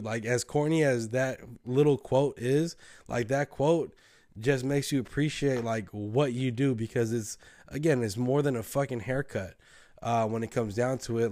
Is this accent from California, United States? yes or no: yes; the Bay Area, California, United States; we're from the Bay, bro. Like, we, we're kinda different